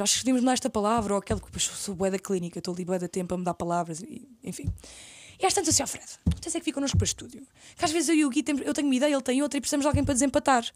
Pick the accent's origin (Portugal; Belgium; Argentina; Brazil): Portugal; Caldas da Rainha, Leiria District; moved away as an adult; also born or lived in Lisbon; eu sou das Caldas da Rainha